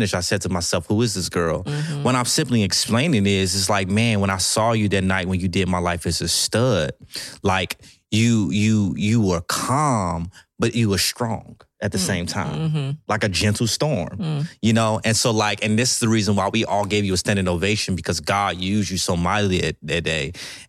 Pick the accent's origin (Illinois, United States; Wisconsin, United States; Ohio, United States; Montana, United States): Illinois, United States; Chicago; accent: Chicago; I was telling somebody the other day that you lost and I lost a lot of my Chicago accent and you lost a lot of your St. Louis accent.